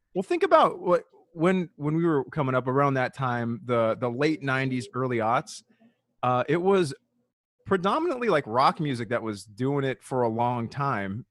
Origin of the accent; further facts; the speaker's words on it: Riverside County, California, United States; I was from, I'm from Riverside County